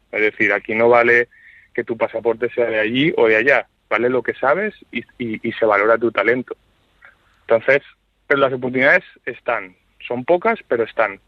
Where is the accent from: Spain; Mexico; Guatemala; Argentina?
Spain; moved away as an adult; also born or lived in New York, United States / Sweden / Denmark / Luxembourg; now in New Haven, United States; nuestro país